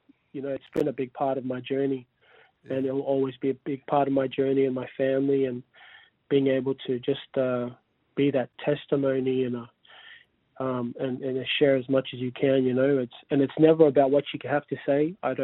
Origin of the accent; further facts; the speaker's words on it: Sydney, New South Wales, Australia; We grew up together. Like, we grew up and we're all in... I'm from Sydney originally.